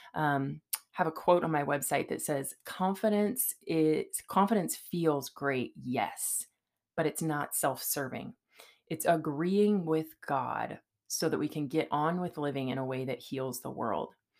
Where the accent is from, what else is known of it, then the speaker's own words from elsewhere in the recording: California, United States; now in Boise, United States; I'm from California